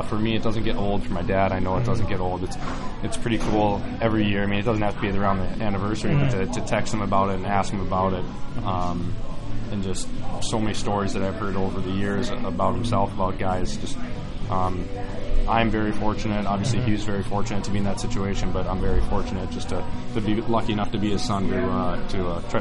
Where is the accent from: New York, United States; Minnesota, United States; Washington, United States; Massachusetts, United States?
Minnesota, United States; Minnesota, where I'm from, is such a hockey-based state